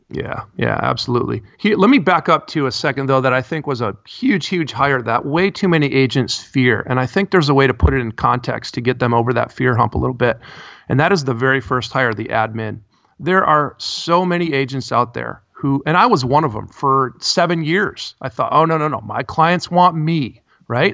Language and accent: English; Midwest, United States; I grew up in the Midwest.